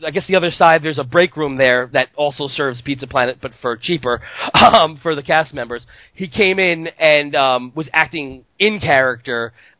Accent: New York, United States; moved away; I come from New York.

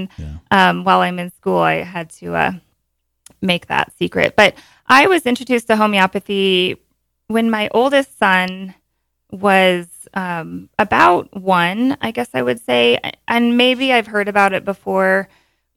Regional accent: Montana, United States; also born or lived in Bozeman, Montana / Bend, Oregon; born and raised in Montana and, you know, been in Bozeman for a long time

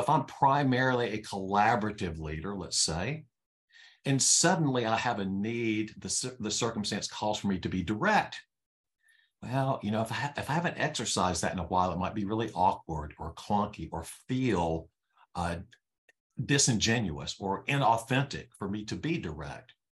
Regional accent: North Carolina, United States; I was born in North Carolina

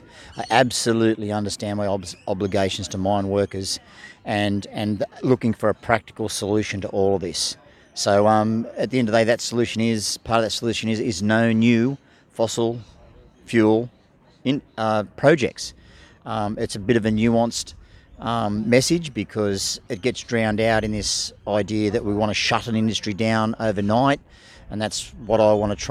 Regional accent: the Illawarra, New South Wales, Australia; I grew up in the Illawarra, and as a kid, surfing on those beaches

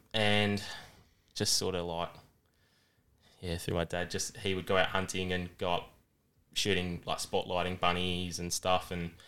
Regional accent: Adelaide, South Australia, Australia; I'm from Adelaide, SA. I'm from down near McLaren Vale.

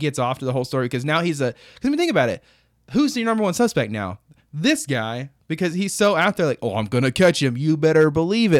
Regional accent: United States; I'm an American

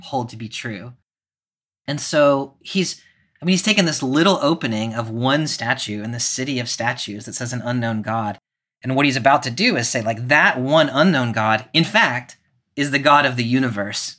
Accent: the South, United States; growing up in the South

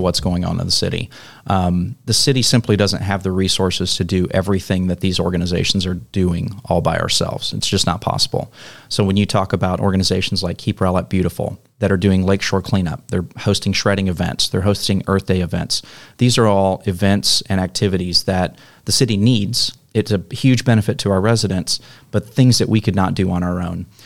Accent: Mesquite, Texas, United States; moved away as an adult; also born or lived in Arlington; now in Rowlett, United States; I came from Mesquite originally. That's where I grew up.

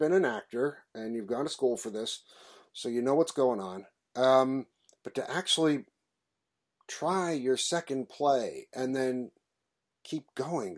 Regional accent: New York City, New York, United States; I grew up in New York City

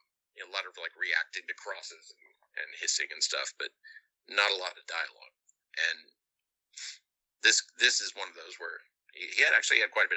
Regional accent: Indiana, United States; growing up in Indiana

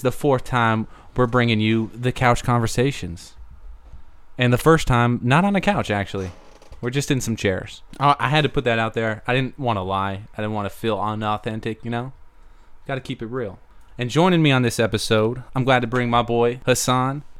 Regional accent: Arizona, United States; now in Texas, United States; Arizona, back in my hometown

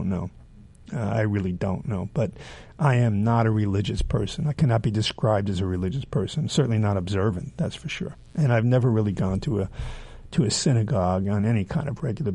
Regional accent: New York City, New York, United States; also born or lived in near Philadelphia; not the day I was born near Philadelphia, but then when I was 2 years old, I came to New York City

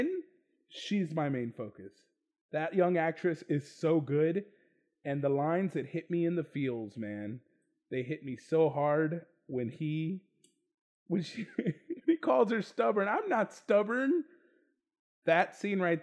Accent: Texas, United States; I'm from Texas

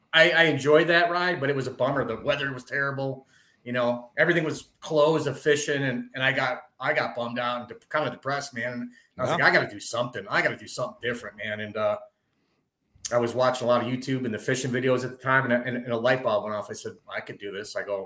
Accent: Wisconsin, United States; moved away; Born, you know, I was born and raised in Wisconsin.

